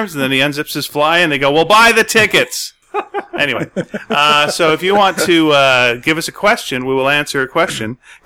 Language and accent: English; Canada; we're Canadian